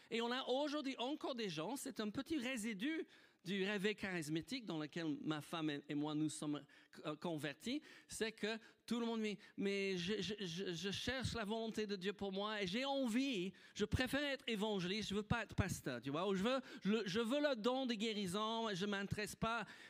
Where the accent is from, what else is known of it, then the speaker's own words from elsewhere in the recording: United Kingdom; French is a second language; moved away as an adult; also born or lived in Nice, France; now in France; j'étais un petit Britannique. Vivais sur une île.